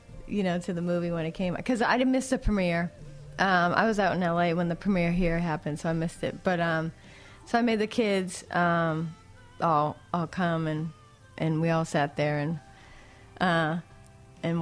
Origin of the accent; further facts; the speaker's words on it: Boston, Massachusetts, United States; I'm from Boston